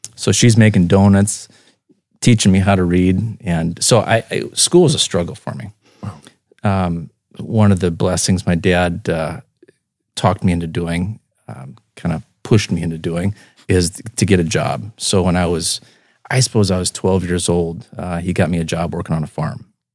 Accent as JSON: {"language": "English", "town": "Spirit Lake", "region": "Iowa", "country": "United States", "tie": "born or raised there", "also_born_or_lived": "Sioux Center, Iowa", "moved": "yes", "lives_now": "Brandon, United States", "said": "born in Sioux Center and, uh, raised in Spirit Lake and, um, moved to Brandon in two thousand"}